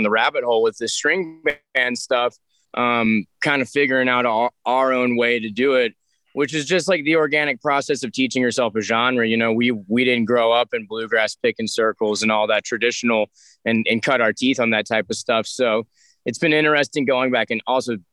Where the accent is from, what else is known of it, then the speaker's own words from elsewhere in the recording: Alabama, United States; I grew up in Alabama